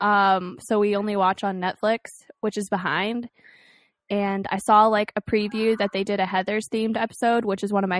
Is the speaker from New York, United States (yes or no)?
no; Baltimore, Maryland, United States; where I'm from, whatever, Camden Yards